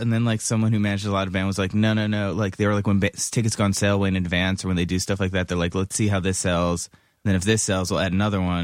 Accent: Cleveland, Ohio, United States; I was from Cleveland

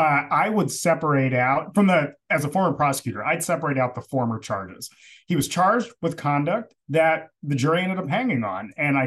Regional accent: Jamaica; So it's, you know, because I'm Jamaican. That's why.

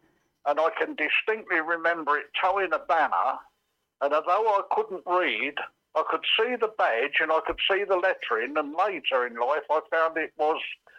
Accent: London, United Kingdom; accent: Cockney; also born or lived in Reading; a Cockney born in a depression in 1933 in a slum.

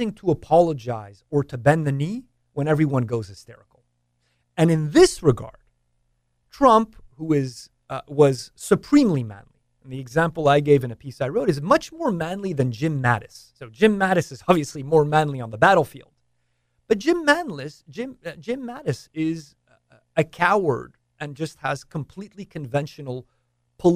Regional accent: Canada; moved away; I was born and raised in Canada

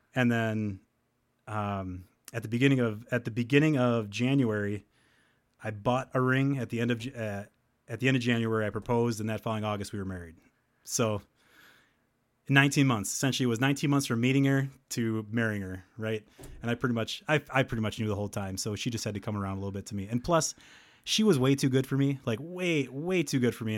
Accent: Helenville, Wisconsin, United States; I'm from Wisconsin. I spend most of my time, uh, uh, in Hellenville

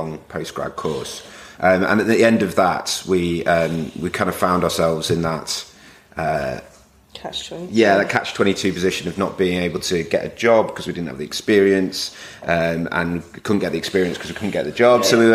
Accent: Manchester, North West England, United Kingdom; moved away as an adult; also born or lived in London; I'm from Manchester originally, and going down to London just felt like the thing

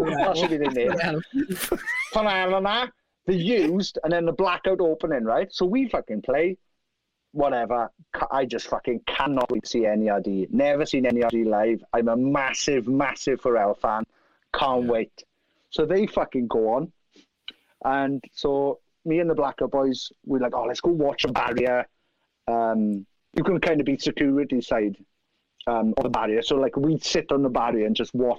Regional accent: Merthyr Tydfil, Wales, United Kingdom; Merthyr Tydfil

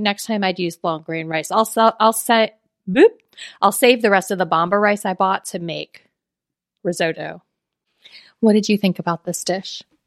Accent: South Florida, United States; I'm from South Florida.

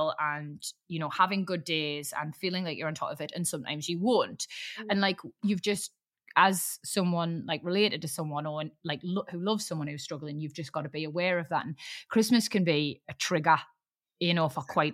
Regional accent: Newcastle upon Tyne, North East England, United Kingdom; being a Geordie

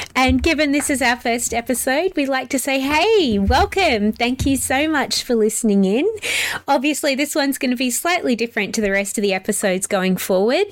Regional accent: South Australia, Australia; also born or lived in England; now in Melbourne, Australia; I grew up in South Australia. I'm actually originally from England. England, so I'm also a sneaky pom. I know I don't sound like it

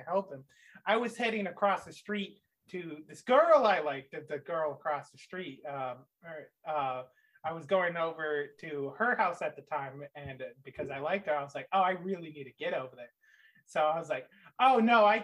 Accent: Michigan, United States; I grew up in Michigan, in a small town.

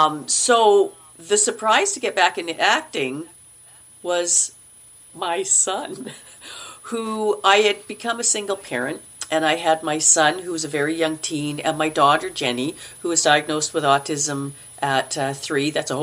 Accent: Brandon, Manitoba, Canada; I was in Manitoba. I come from Brandon, and I submitted to Toronto and I submitted to Vancouver to acting schools.

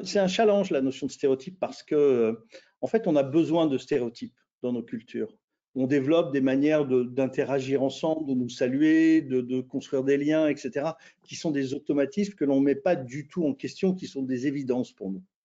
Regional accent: France; moi, bah, je suis français.

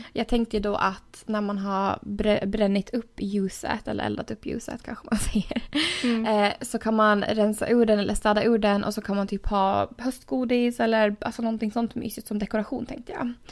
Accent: Åland Islands; moved away; hemma på Åland

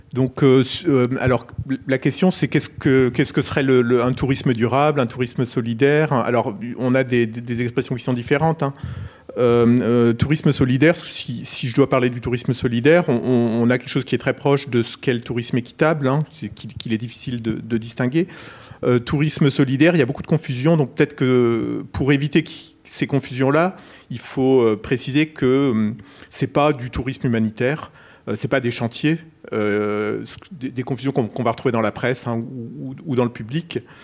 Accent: Perpignan, Occitania, France; je viens de Perpignan

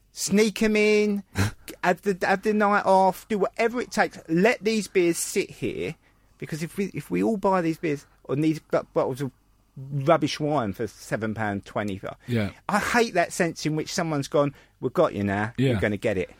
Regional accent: London, United Kingdom; I was born in Bethnal Green.

